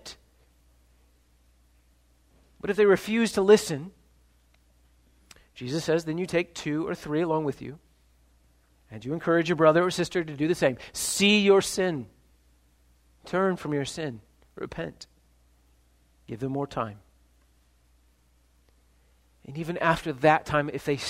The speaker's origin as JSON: {"language": "English", "region": "Ohio", "country": "United States", "said": "I'm from Ohio"}